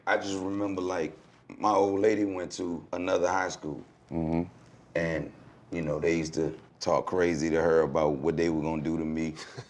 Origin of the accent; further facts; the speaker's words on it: Newport News, Virginia, United States; also born or lived in Hampton; I was born in Hampton, but brought up in Newport News.